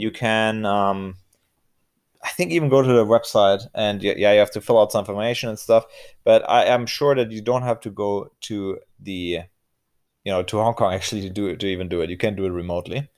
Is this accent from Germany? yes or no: yes; Germany; I'm from Germany